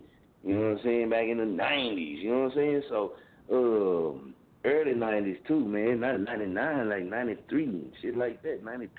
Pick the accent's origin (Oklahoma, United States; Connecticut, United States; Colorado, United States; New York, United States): Oklahoma, United States; Muskogee; moved away as an adult; now in Wichita, United States; Muskogee, in my hometown